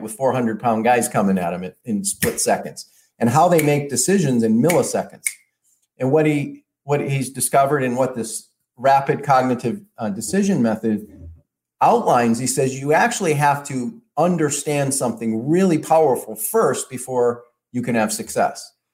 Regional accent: Detroit, Michigan, United States; I grew up in Detroit

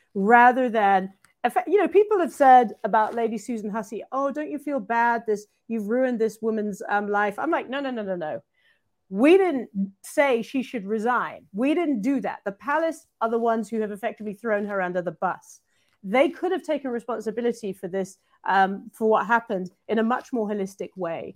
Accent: United Kingdom; I'm British

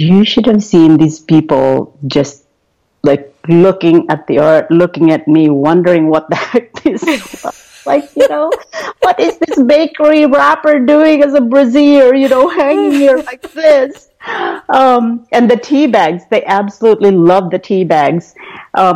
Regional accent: Philippines; moved away; growing up in the Philippines

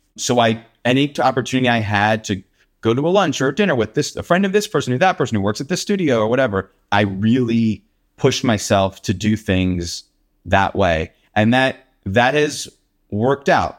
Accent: Willow Grove, Pennsylvania, United States; moved away; also born or lived in Los Angeles; I grew up around Willow Grove, um, and went to Cheltenham High School

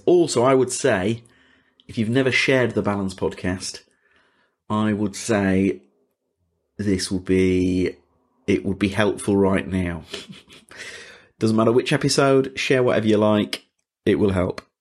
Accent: Leeds, Yorkshire and the Humber, United Kingdom; now in London, United Kingdom; I'm from Leeds

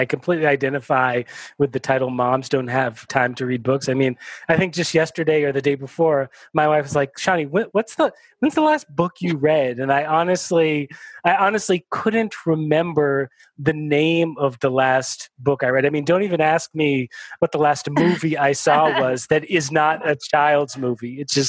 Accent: United States; born there; I'm Jewish, my wife is Catholic, you know, I was born in the United States, my wife was born in Nicaragua, we've moved around quite a bit.

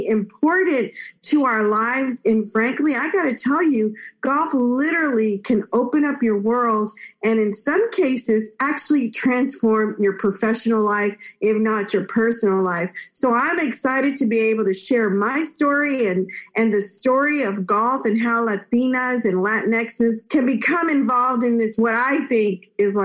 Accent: Texas, United States; also born or lived in Monterrey, Mexico; I am an immigrant from Mexico, Northern Mexico, Monterrey. I was born in Monterrey. My parents brought me to live in Texas, where I enjoyed growing up in such a bilingual, bicultural state

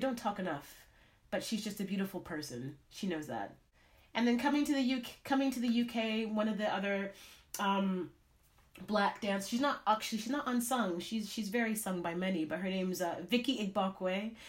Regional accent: Canada; I mean, growing up in Canada, seeing this woman, my dream was to dance on Broadway.

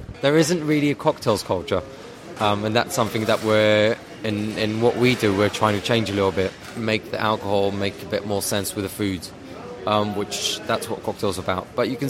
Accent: England, United Kingdom; accent: English, British; now in Jerusalem, Israel; English, British. Yeah, I grew up in England.

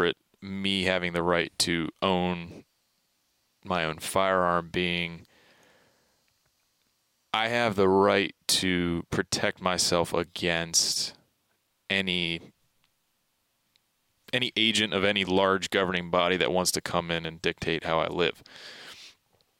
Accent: Baltimore, Maryland, United States; moved away; I grew up in Baltimore, Maryland. So those were my youngest years

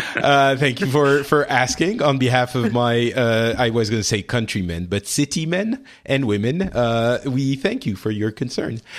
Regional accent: France; the one I'm living in right now, France

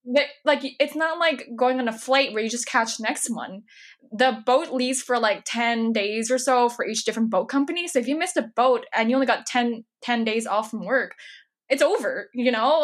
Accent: California, United States; now in New York, United States; I'm from California originally

